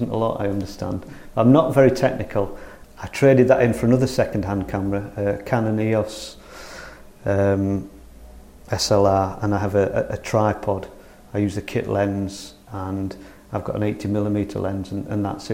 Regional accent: North Riding of Yorkshire, Yorkshire and the Humber, United Kingdom; moved away as an adult; now in Holmfirth, United Kingdom; I'm from the North Riding of Yorkshire, North Yorkshire Moors. When I came down to West Yorkshire 20 years ago

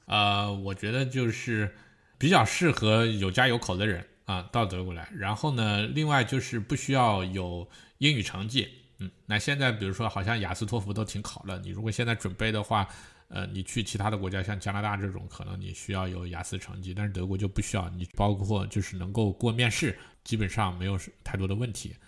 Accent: Hunan, China; moved away as an adult; also born or lived in Northeast China; now in Germany; 我们是湖南的

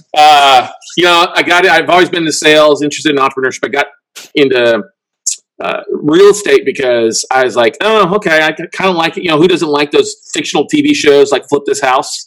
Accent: Ingleside, Texas, United States; also born or lived in Minnesota / Corpus Christi, Texas; We lived in Corpus and moved to a small town called Ingleside

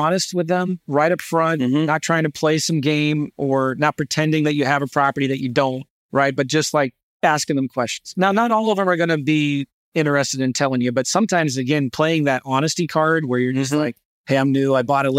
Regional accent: St. Louis, Missouri, United States; Now I'm an investor from St. Louis.

